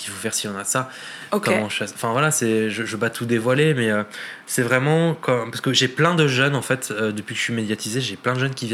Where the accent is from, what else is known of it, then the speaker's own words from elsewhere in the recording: Lebanon; parce que je suis libanais